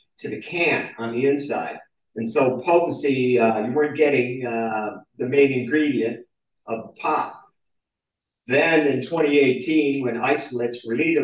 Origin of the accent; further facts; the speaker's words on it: New Jersey, United States; now in Canada; I grew up in New Jersey